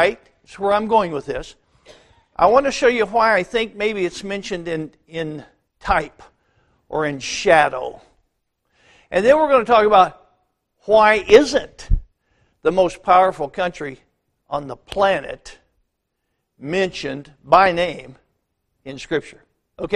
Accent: United States; born and raised in the United States of America

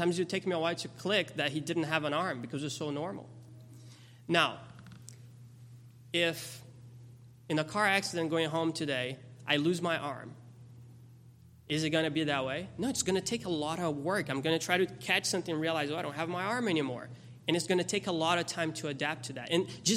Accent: Brazil; moved away; I grew up in Brazil.

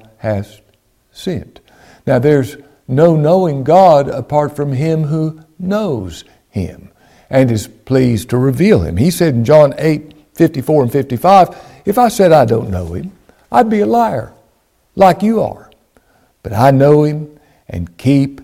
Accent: Ashland, Kentucky, United States; I was born in Ashland, Kentucky in 1959 in the King's Daughters Hospital. I'm from Ashland

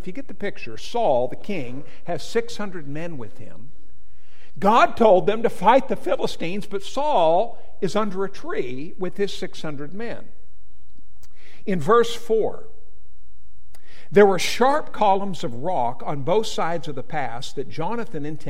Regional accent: Whitefish, Montana, United States; also born or lived in Butte, Montana; I grew up in Montana, in Whitefish, Montana

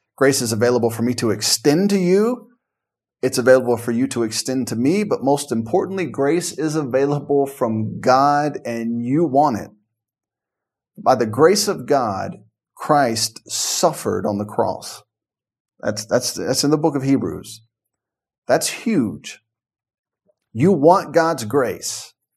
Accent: Memphis, Tennessee, United States; growing up in Memphis and the surrounding area

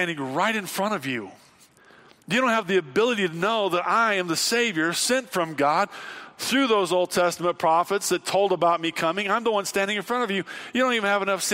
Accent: Illinois, United States; Growing up in Illinois where there was lots of tornadoes

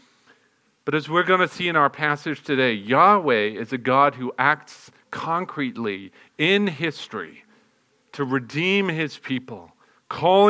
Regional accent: England, United Kingdom; now in United States; I'm an American citizen now, but I still can't help but be drawn back to the motherland

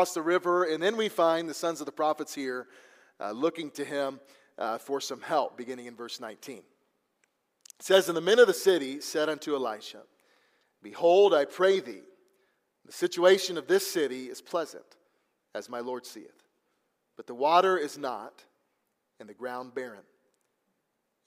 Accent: Missouri, United States; I'm from Missouri, which is the show me state

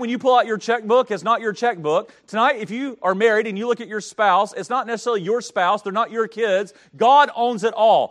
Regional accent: Denton, North Carolina, United States; now in Roanoke, United States; I grew up in Denton, North Carolina

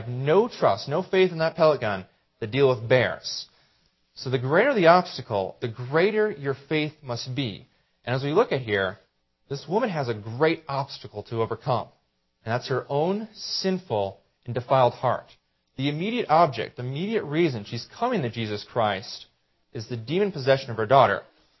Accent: Greenville, United States; But you up here in the mountains, I'm from Greenville, probably deal with this more often than I do.

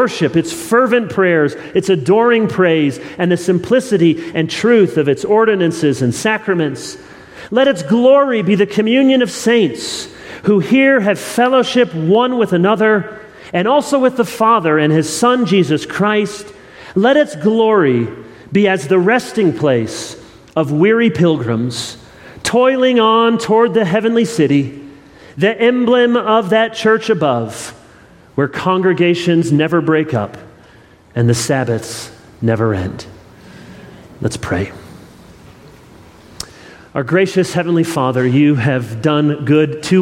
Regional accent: Midwest, Michigan, United States; moved away as an adult; now in the Carolinas, United States; I'm a Midwestern boy originally, and we moved from Michigan 5.5 years ago

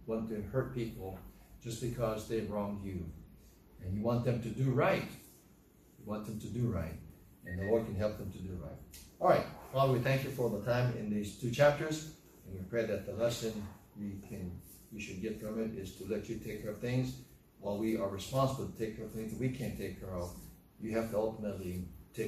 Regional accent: United States; as American citizens

